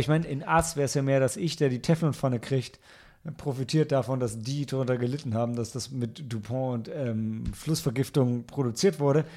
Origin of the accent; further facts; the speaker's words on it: Germany; als Deutscher